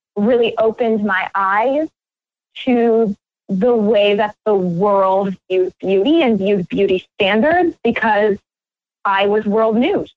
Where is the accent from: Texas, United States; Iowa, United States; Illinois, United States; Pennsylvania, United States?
Iowa, United States; my home state in Iowa